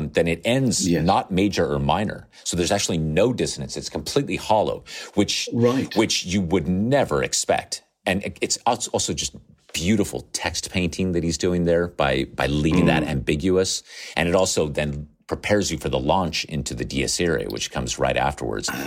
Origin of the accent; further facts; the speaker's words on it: Nevada, United States; I grew up in Nevada on the west coast of the United States. I wore actual cowboy boots.